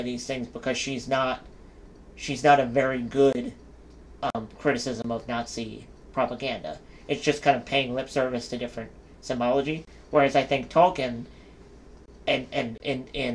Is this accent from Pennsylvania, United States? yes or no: yes; Philadelphia, Pennsylvania, United States; we're from Philadelphia